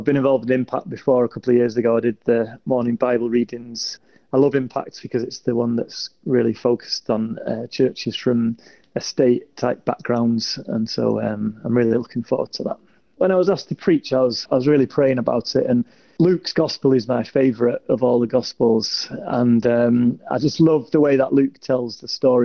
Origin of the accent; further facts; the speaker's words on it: Salford, North West England, United Kingdom; I'm from Salford, which is just near Manchester.